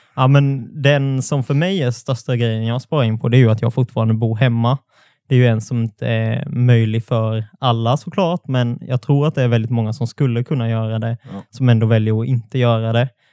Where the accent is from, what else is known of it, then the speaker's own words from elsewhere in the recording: near Alvesta, Småland, Kronoberg County, Sweden; Det är ju bara ett stenkast från där jag är uppvuxen